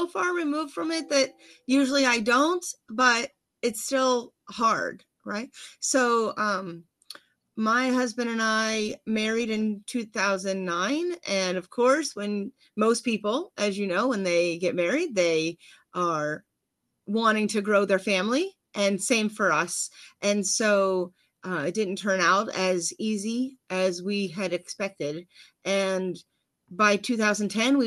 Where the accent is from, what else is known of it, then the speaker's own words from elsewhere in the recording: Freeport, Pennsylvania, United States; I am outside of Pittsburgh by a good bit, which is Freeport, Pennsylvania